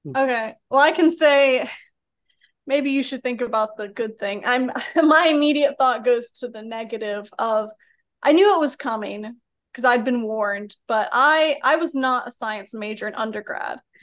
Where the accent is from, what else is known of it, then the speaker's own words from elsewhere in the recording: Birmingham, Alabama, United States; also born or lived in Atlanta, Georgia; I'm from Birmingham, but, uh, was out over there in Georgia for four years